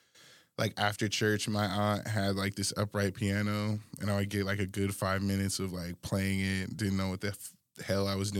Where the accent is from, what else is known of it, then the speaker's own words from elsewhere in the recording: Alaska, United States; And I'm coming from Alaska, like, what the hell?